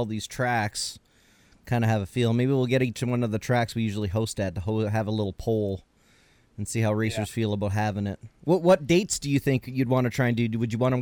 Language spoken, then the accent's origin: English; Canada; I'm Canadian.